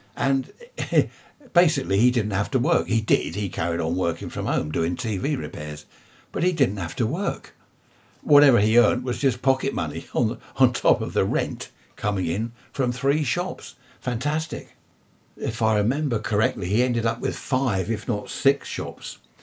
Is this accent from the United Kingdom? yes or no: yes; United Kingdom; being British, that's all we talk about is the weather